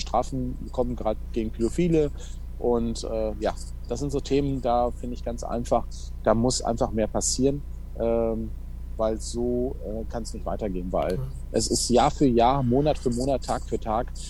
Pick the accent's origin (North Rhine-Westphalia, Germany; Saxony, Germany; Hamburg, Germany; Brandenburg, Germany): North Rhine-Westphalia, Germany; Waltrop; ich komme aus Waldrop, äh, VfL Waltrop